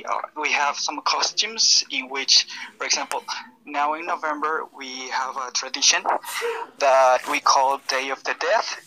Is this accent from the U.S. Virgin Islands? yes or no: no; Mexico; first language Spanish; English is a second language; I am from Mexico